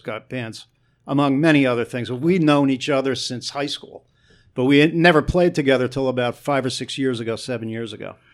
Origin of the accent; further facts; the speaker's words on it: Newark, New Jersey, United States; also born or lived in East Orange, New Jersey; I was from Newark and East Orange